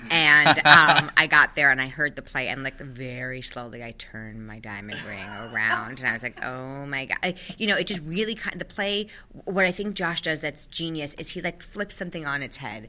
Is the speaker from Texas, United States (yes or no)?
no; New York City, New York, United States; also born or lived in Michigan; I am born and bred in Manhattan, from here, so I didn't get here, I was put here.